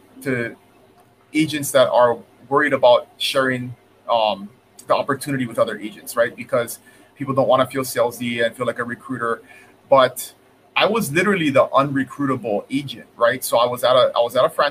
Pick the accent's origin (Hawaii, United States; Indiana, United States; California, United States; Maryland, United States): Hawaii, United States; Kona; I grew up here in the Big Island on the west side in Kona.